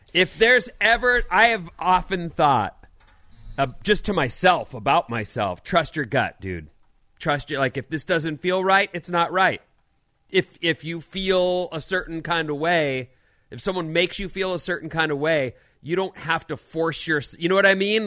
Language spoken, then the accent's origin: English; Southern California, United States; moved away; also born or lived in Philadelphia; I grew up in Southern California